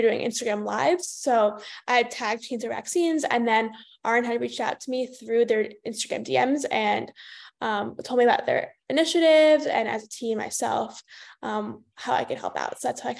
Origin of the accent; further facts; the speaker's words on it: Westchester County, New York, United States; moved away as an adult; also born or lived in Michigan; I'm going to be a sophomore at the University of Michigan. I'm originally from Westchester County, New York